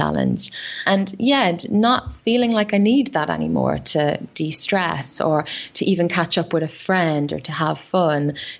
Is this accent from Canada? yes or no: no; Ireland; I used to drink a lot, you know, being Irish, I drank a lot of alcohol.